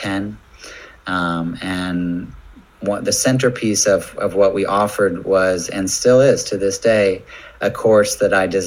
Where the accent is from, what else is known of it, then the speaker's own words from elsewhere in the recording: United States; moved away; as an American